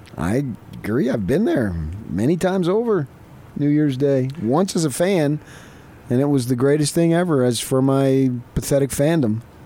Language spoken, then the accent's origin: English; New York area, United States; moved away; I grew up in the North, New York area with all sorts of pro teams